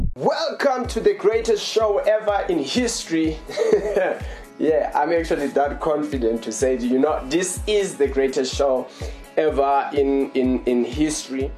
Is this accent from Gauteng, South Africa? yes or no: yes; Johannesburg, Gauteng, South Africa; We're from South Africa in, in, in Johannesburg